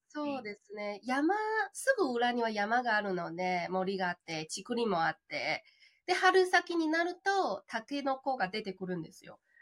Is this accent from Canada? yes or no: no; China; Japanese is a second language; moved away as an adult; also born or lived in Tokyo, Japan; now in Futtsu, Japan; 中国出身で日本留学、留学で日本に来て